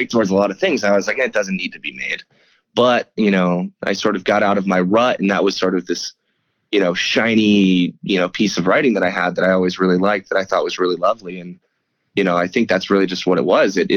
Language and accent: English; upstate New York, United States; I am from upstate New York and from a tiny town in upstate